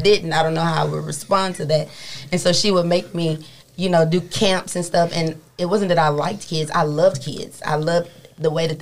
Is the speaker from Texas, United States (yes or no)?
yes; Dallas, Texas, United States; also born or lived in Cedar Hill, Texas; I'm from Dallas, Texas. My mom was in law enforcement for 30 plus years